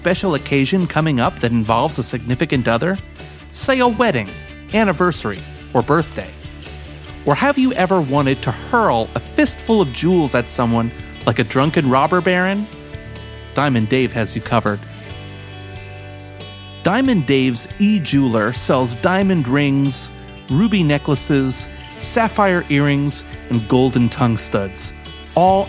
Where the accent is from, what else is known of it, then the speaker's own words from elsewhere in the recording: United States; now in Canada; I'm the only non-Canadian of the four of us. I'm American.